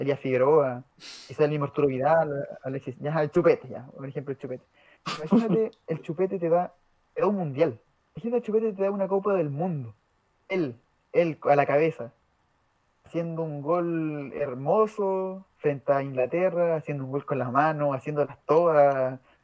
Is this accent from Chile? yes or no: yes; Chile; no soy argentino, soy chileno